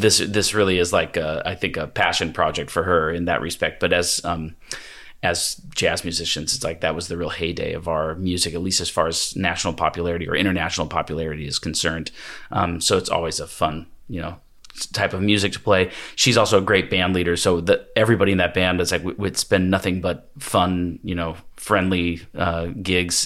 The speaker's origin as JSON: {"language": "English", "region": "Washington", "country": "United States", "tie": "born or raised there", "also_born_or_lived": "Hawaii / the Triangle, North Carolina", "moved": "as an adult", "said": "I'm from Washington State originally, although Pullman is like almost literally as far from my hometown"}